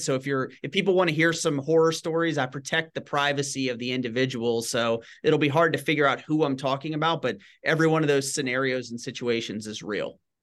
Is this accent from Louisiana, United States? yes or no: yes; Shreveport, Louisiana, United States; moved away as an adult; also born or lived in Washington, District of Columbia, United States; I grew up in in Northwest Louisiana in Shreveport